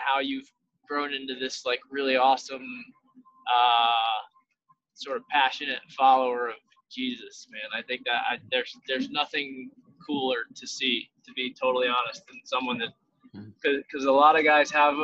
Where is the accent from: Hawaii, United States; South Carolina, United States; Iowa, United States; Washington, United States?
South Carolina, United States; I grew up in South Carolina